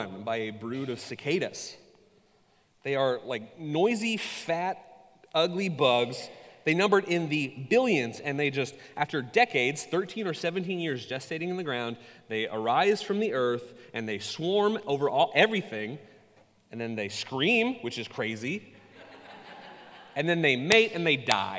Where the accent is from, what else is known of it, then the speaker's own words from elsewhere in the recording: Ketchikan, Alaska, United States; I was born in Southeast Alaska, a town called Ketchikan. Many of you have been there. It is an island, and suffice it to say, the first 21 years of my life experience were not a varied